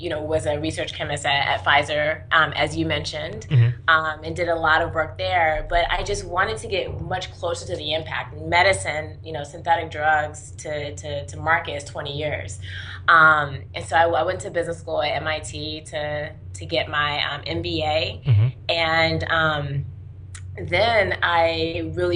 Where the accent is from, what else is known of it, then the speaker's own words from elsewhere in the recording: North Carolina, United States; also born or lived in Washington, D.C.; I was born in Washington, D.C., but moved to North Carolina pretty early on